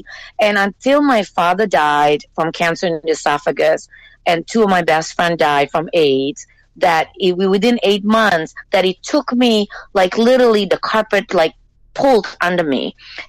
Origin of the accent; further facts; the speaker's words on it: Singapore; also born or lived in Jakarta, Indonesia; I was born in Jakarta, Indonesia. I went to school in Singapore, and then I came here.